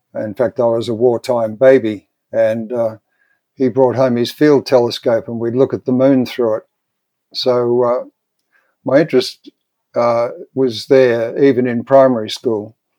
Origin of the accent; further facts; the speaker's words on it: Melbourne, Victoria, Australia; I was born and bred in Melbourne, in Australia.